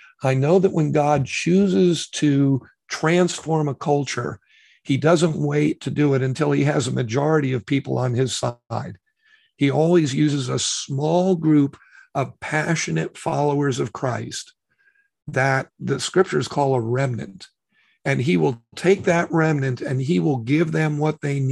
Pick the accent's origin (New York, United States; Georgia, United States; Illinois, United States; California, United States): New York, United States; New York City; I was born in New York City, grew up in New York, and my father used to take me to Yankee games